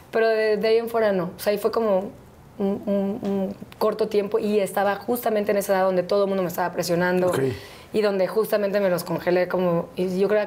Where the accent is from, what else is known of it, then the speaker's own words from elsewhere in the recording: Veracruz, Mexico; moved away; also born or lived in Mexico City; Soy del Puerto, sí. Todos los domingos de mi vida fui a la playa.